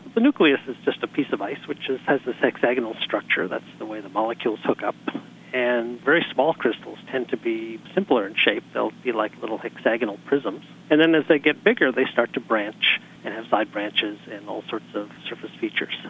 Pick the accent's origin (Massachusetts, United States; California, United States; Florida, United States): California, United States; Pasadena; I'm from Pasadena